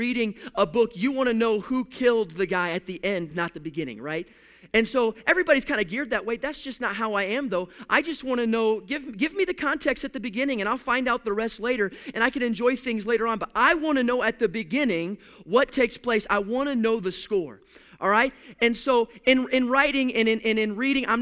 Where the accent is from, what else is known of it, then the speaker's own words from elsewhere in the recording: Houston, Texas, United States; now in Pacific Northwest, United States; I'm from a sports city. I'm from Houston, Texas.